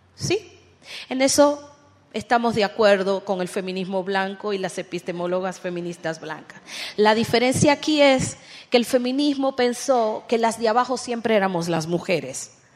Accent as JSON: {"language": "Spanish", "country": "Dominican Republic", "said": "yo vengo de República Dominicana"}